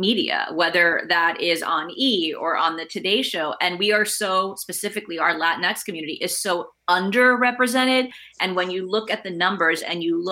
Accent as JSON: {"language": "English", "town": "Fort Worth", "region": "Texas", "country": "United States", "tie": "born or raised there", "second_language": "English", "moved": "yes", "said": "I grew up, English is my second language. I grew up on the north side of Fort Worth."}